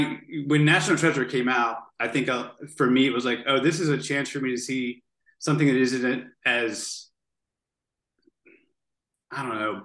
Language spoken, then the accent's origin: English; Newark, Delaware, United States; now in Bear, United States; I am from Newark, Delaware. Actually, I live in Bear, Delaware